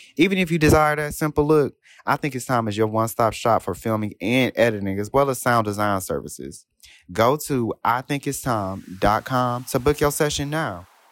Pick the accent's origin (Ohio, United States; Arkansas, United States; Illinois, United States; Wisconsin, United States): Ohio, United States; Cleveland; moved away